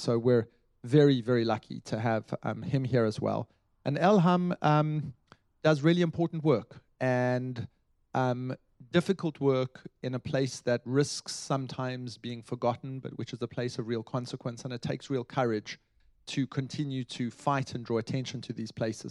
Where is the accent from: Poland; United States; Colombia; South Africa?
South Africa; I come as a South African, I come from a country which um, had a revolution